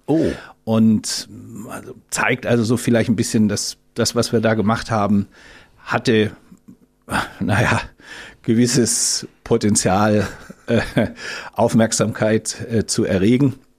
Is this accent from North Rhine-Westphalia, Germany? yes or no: no; Ludwigsburg, Baden-Württemberg, Germany; moved away; also born or lived in Oldenburg, Lower Saxony / Berlin; ich bin dann aufgewachsen in Ludwigsburg, das ist in der Nähe von Stuttgart und äh, bezeichne mich deswegen eher so als Schwabe